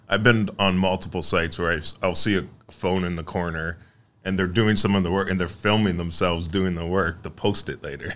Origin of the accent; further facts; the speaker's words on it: Mississauga, Ontario, Canada; I grew up in Mississauga